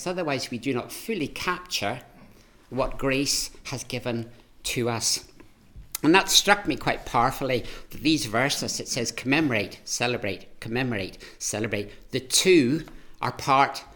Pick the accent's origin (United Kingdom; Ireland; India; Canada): Ireland; I'm Irish